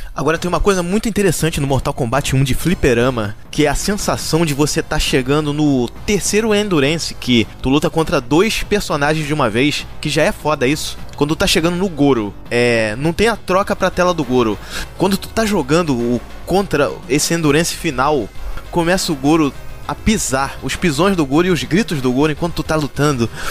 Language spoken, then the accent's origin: Portuguese; Rio de Janeiro, Brazil; eu sou carioca